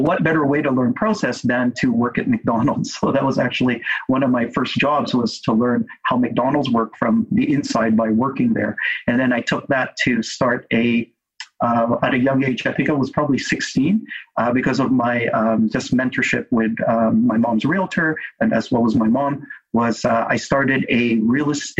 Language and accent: English; Vancouver, British Columbia, Canada; I was born and raised in Vancouver by immigrant parents who came from the Philippines.